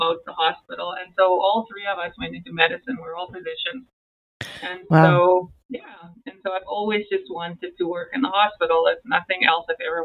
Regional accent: South Africa; moved away; I grew up in South Africa

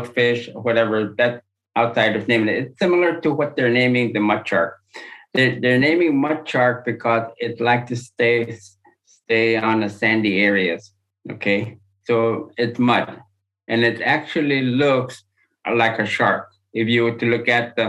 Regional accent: Upper Kobuk, Alaska, United States; I was born and raised on the Upper Kobuk.

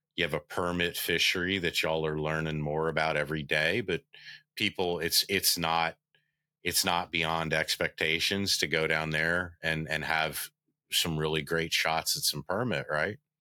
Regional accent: United States; growing up on the Bay

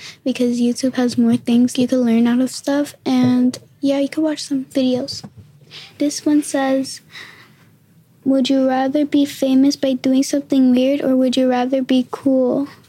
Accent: New York City, New York, United States; I was born in Queens, too.

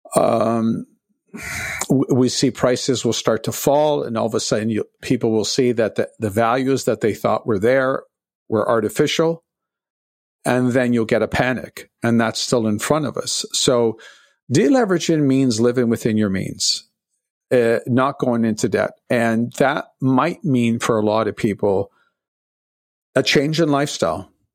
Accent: Toronto, Ontario, Canada; I'm from Toronto, and, uh, I was working a, as a busboy in nineteen seventy-six as a teenager

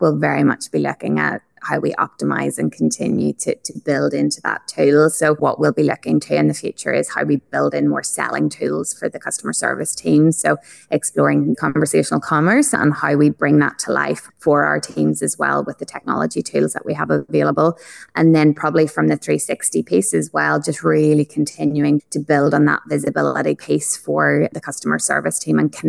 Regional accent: Ireland; accent: Irish; now in Australia; I'm obviously Irish, as the accent is probably quite evident

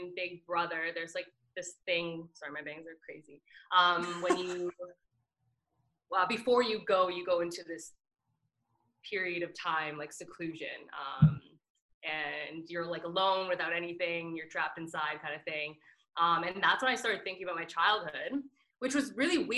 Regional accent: Oakville, Ontario, Canada; also born or lived in Mississauga / Milton; now in Toronto, Canada; I was born in Mississauga, and then Oakville, and then Milton, and now here.

